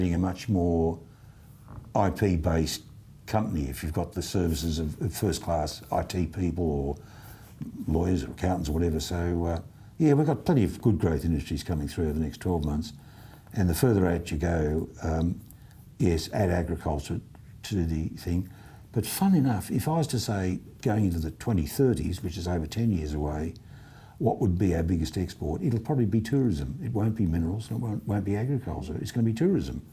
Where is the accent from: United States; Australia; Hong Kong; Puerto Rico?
Australia